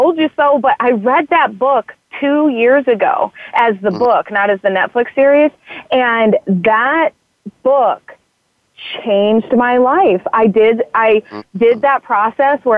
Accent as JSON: {"language": "English", "town": "Whiting", "region": "Indiana", "country": "United States", "tie": "born or raised there", "moved": "as an adult", "said": "I'm actually from Whiting, Indiana, right over the border, and I'm a proud Hoosier. Grew up there"}